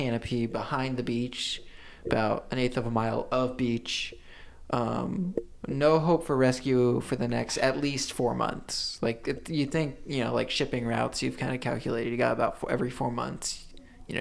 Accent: Jacksonville, Florida, United States; I'm from Jacksonville, and I decided to stay here

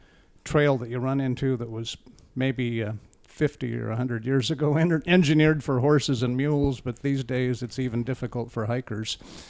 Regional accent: Snohomish, Washington, United States; now in Seattle, United States; I was once from Snohomish, but now I'm more from Seattle.

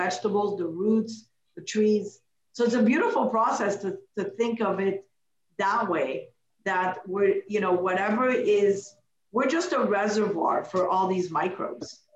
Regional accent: Canada; also born or lived in Morocco; I'm not American. I'm a Canadian, but I was born in Morocco

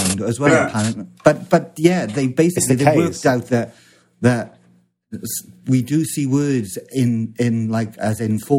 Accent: South East England, United Kingdom; Oh, I speak Kent. I'm from Kent.

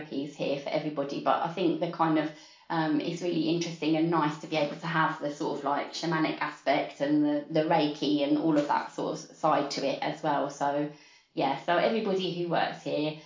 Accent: London, United Kingdom; also born or lived in Walthamstow; I grew up in Hackney. I'm a Hackney girl.

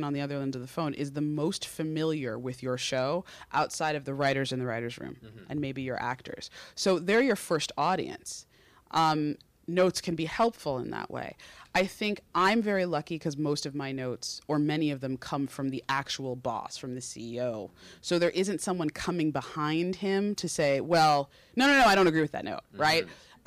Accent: Connecticut, United States; moved away; also born or lived in New York City; I'm from Connecticut. I grew up coming into the city on the Metro North train

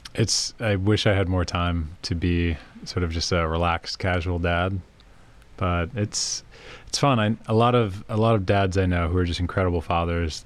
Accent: Prince George's County, Maryland, United States; where I grew up in Prince George's County, just outside of DC, was just incredibly diverse

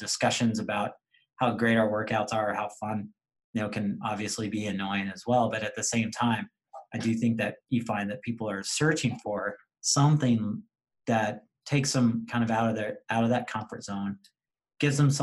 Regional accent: Tulsa, Oklahoma, United States; now in Wisconsin, United States; I grew up in Tulsa, Oklahoma, and grew up in a Dallas Cowboy household.

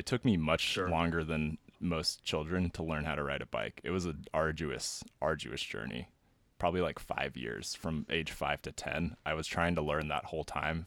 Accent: California, United States; growing up in California in the like late 90s, early 2000s

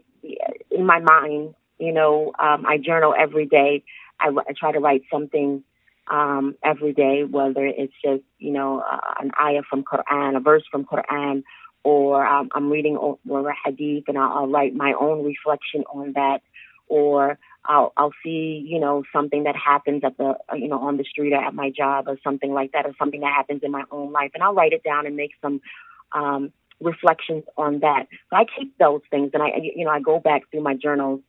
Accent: Springfield, Massachusetts, United States; also born or lived in Connecticut; I was born in Springfield, Massachusetts

